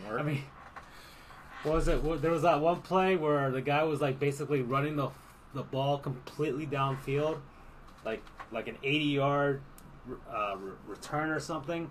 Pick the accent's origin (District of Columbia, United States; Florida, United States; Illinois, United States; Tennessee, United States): Florida, United States; South; I'm from South Florida